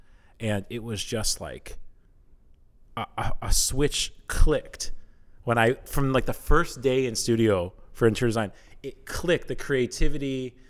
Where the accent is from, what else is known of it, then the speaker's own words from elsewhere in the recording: Chicago, Illinois, United States; also born or lived in Iowa; I'm not from Iowa. Oh, okay. I'm from the south suburbs of Chicago.